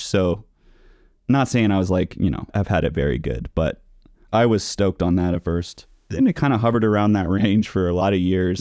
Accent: Napa Valley, California, United States; now in Denver, United States; I'm from the Napa Valley of California

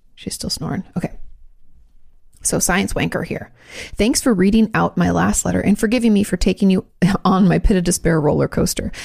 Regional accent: Joint Base Lewis-McChord, Washington, United States; moved away; I grew up outside of the Lewis McCord base.

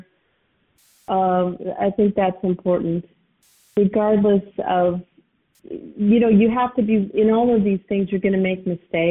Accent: United States; as an American

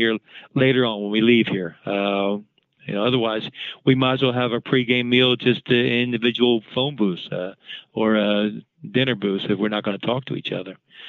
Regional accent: Philadelphia, Pennsylvania, United States; I grew up in West Philly.

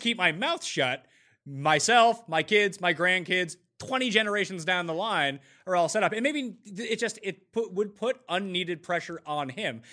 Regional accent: Canada; I'm Canadian

